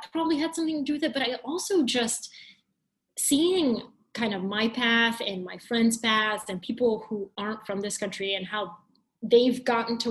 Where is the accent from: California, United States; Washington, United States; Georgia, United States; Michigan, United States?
Georgia, United States; English is a second language; moved away as an adult; also born or lived in Bulgaria; now in New York City, United States; being an immigrant growing up in Georgia, going to the University of Georgia, and now living in New York City